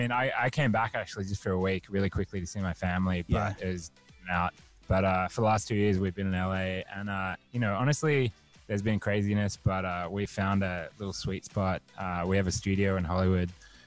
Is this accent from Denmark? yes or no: no; Australia; accent: Australian; now in United States; And it got me really insecure that my accent had changed. So I don't know. I feel like I sound Australian